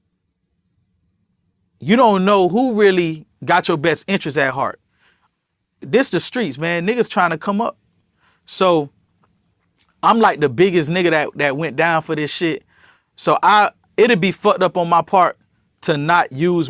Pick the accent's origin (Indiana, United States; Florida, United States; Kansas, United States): Florida, United States; Miami; I'm from Miami